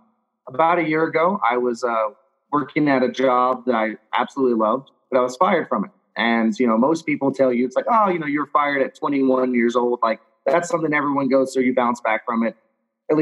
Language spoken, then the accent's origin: English; Louisiana, United States; I was raised in Louisiana, so I was raised in the South